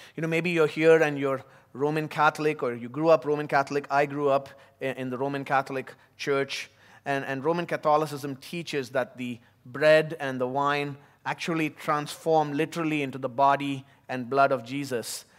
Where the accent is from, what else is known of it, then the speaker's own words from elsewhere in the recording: Chennai, Tamil Nadu, India; also born or lived in United States; now in Abu Dhabi, United Arab Emirates; my time growing up in South India, in the city of Chennai.